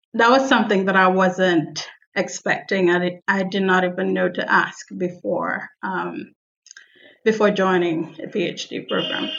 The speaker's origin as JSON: {"language": "English", "country": "Nigeria", "tie": "born or raised there", "moved": "yes", "said": "I am from Nigeria"}